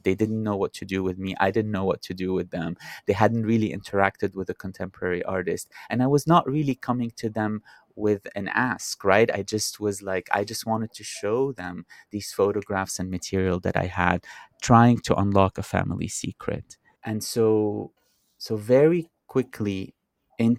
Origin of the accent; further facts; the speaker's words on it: Beirut, Beirut Governorate, Lebanon; growing up in Beirut, I used to have lunch at my maternal grandparents' house every other Sunday.